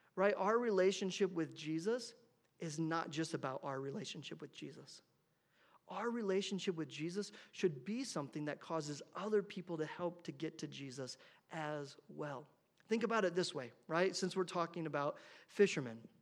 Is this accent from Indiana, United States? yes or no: yes; Indiana, United States; moved away as an adult; I grew up in Indiana